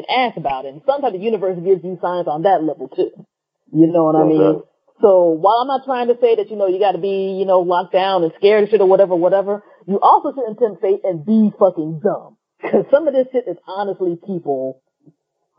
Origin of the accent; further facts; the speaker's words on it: United States; being an American